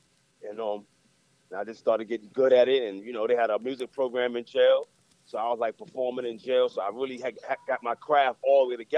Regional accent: New York City, New York, United States; moved away as an adult; now in Atlanta, United States; Born and raised in the Bronx.

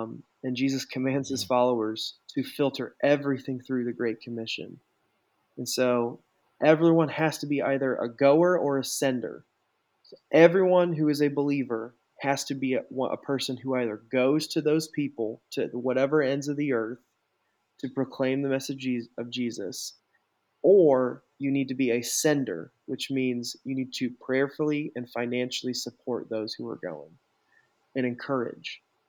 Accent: Colorado, United States; also born or lived in Alaska / Arizona; I grew up in Colorado and Alaska, and I lived in Arizona for a time too. And all three of those places have a heavy LDS population.

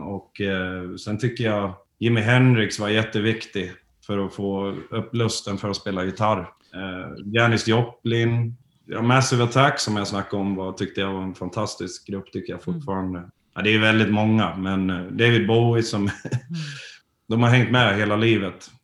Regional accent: Borlänge, Dalarna County, Sweden; moved away; vi kommer ju från Borlänge från början

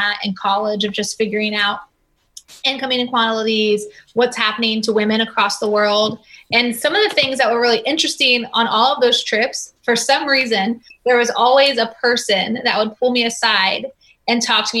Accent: Oklahoma, United States; now in Tampa, United States; before we moved in Tampa, I was from Oklahoma.

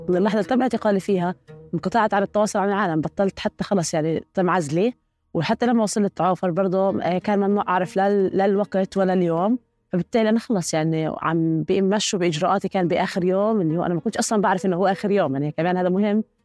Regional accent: Palestine; إحنا فلسطينيين

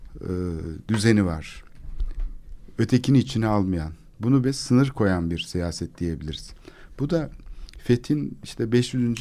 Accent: Istanbul, Turkey; benim çocukluğum Kalamış'ta geçti.

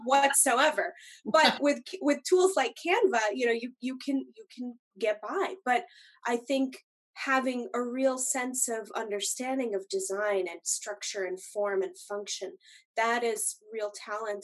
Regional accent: Longmeadow, Massachusetts, United States; moved away as an adult; now in Twin Cities, United States; Steve and I grew up in Massachusetts together. We went to um, Long Meadow uh, Middle School and High School

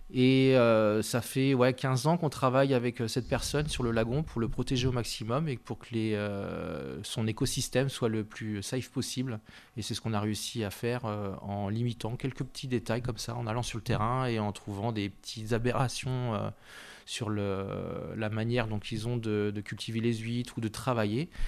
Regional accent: Nantes, Pays de la Loire, France; moved away as an adult; also born or lived in Paris / Nancy; now in Saint-Étienne, France; on est originaire de Nantes

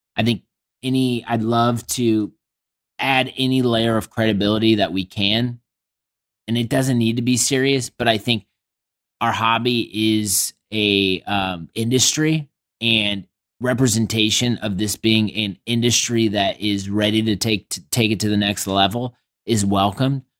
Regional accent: Indianapolis, Indiana, United States; my hometown

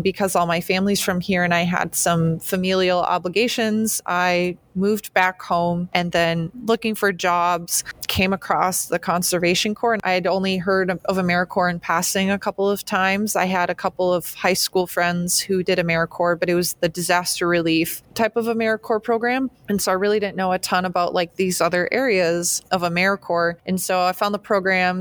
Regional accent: Shawano, Wisconsin, United States; moved away as an adult; also born or lived in Eau Claire, Wisconsin / Oregon; now in Green Bay, United States; I'm originally from Shawano, Wisconsin, which is actually just 40-ish minutes north of Green Bay

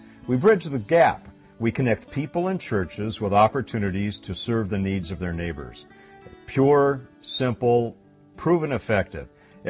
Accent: Los Angeles, California, United States; now in Modesto, United States; I'm an outsider, and I don't tell many people, but I'm from the Los Angeles area.

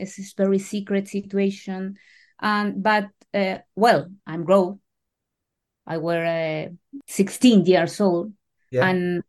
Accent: Chile; I was born in 1974, a year later to the coup d'etat in Chile.

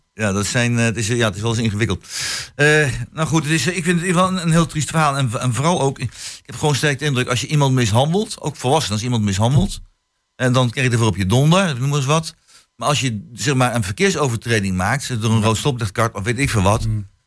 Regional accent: The Hague, South Holland, Netherlands; also born or lived in Twente; now in Hengelo, Netherlands; ik kom oorspronkelijk, lang geleden, hè, dus 51 eh, jaar geleden, kom ik uit, ja, sorry ik het zeggen moet, ik kom uit Den Haag.

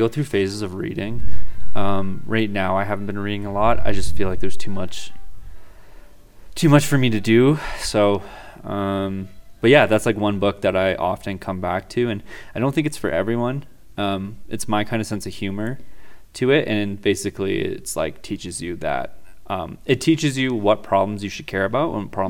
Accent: Petawawa, Ontario, Canada; moved away as an adult; also born or lived in Kingston, Ontario; I grew up in Petawawa, Ontario, and went through high school there

